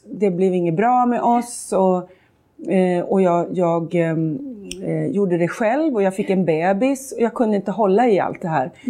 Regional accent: Sweden; Jag är svensk.

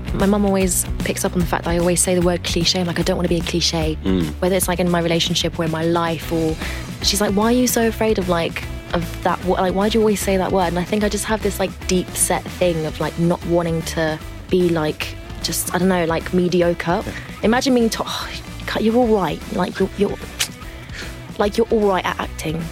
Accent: France; now in London, United Kingdom; I grew up in the northwest of France in a place called the Loire Valley

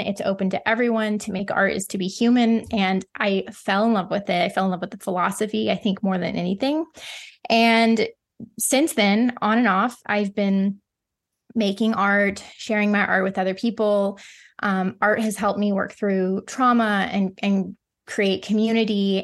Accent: the Ozarks, United States; I grew up in the Ozarks, which is like the southern part of the Midwest

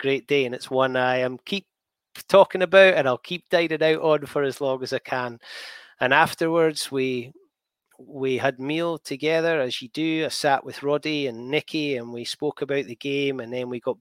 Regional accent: Scotland, United Kingdom; I'm Scottish.

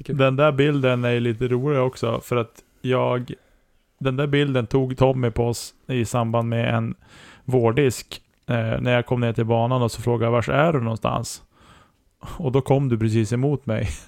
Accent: Norrland, Sweden; som norrlänning

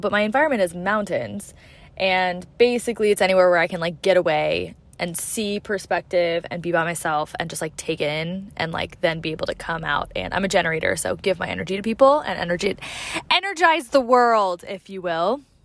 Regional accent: Seattle, Washington, United States; I'm from Seattle as well.

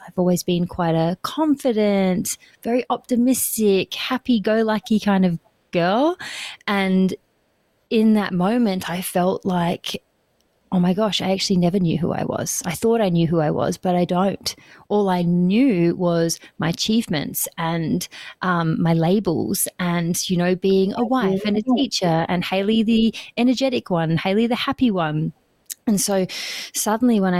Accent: Perth, Western Australia, Australia; moved away as an adult; now in New Zealand; I am born and raised in Perth, Australia, in Western Australia, and that's where I lived for the first 30 years of my life

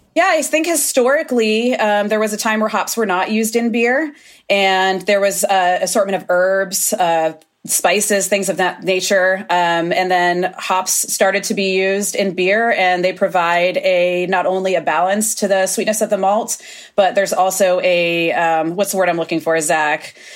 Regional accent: Florida, United States; now in Oregon, United States; I come from Florida originally

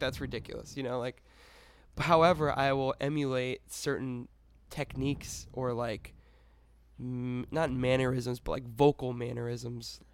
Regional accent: Connecticut, United States; I was born in Connecticut

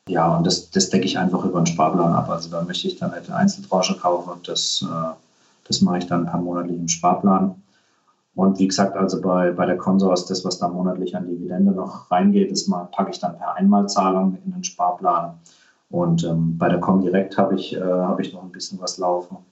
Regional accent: Germany; bei uns in Deutschland

